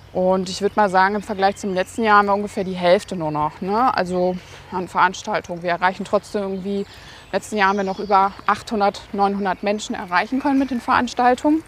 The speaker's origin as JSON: {"language": "German", "town": "Münster", "region": "North Rhine-Westphalia", "country": "Germany", "tie": "born or raised there", "said": "bin in Münster geboren, habe dann nach dem Abitur diverse Stationen in Deutschland gehabt und bin dann vor vier Jahren wieder nach Münster gezogen und ja, bin jetzt quasi wieder in meiner Heimat angekommen"}